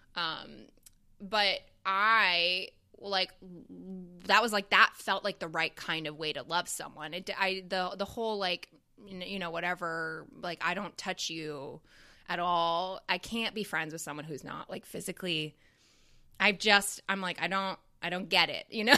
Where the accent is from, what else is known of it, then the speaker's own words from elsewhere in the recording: Canada; now in Chicago, United States; that was my education system growing up in Canada and going to, like, a French immersion school.